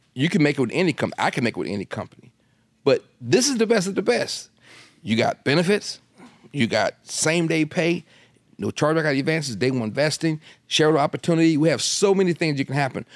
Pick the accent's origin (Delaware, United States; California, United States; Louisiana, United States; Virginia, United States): Delaware, United States; I'm in Delaware. That's my home state